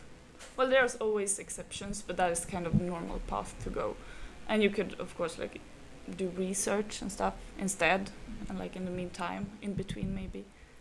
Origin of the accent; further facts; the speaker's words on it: Brazil; also born or lived in Jundiaí, Brazil; I'm from Brazil. I currently live in a city called Jundiaí.